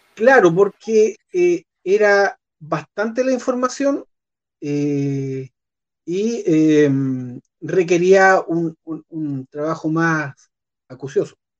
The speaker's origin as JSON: {"language": "Spanish", "town": "Puerto Montt", "region": "Los Lagos", "country": "Chile", "tie": "born or raised there", "said": "yo nací en Puerto Montt"}